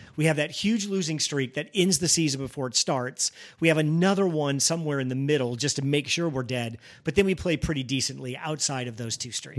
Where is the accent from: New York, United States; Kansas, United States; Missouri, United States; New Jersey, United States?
Missouri, United States; the state of Missouri, my home state